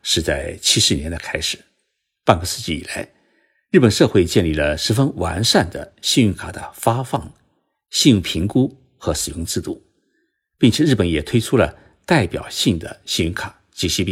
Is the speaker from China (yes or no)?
yes; China; now in Japan; 我们中国人